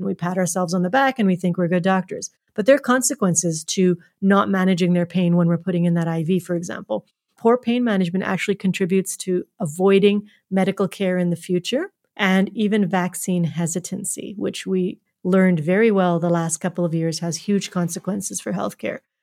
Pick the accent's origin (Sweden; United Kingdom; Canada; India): Canada; also born or lived in Edmonton, Alberta; being Canadian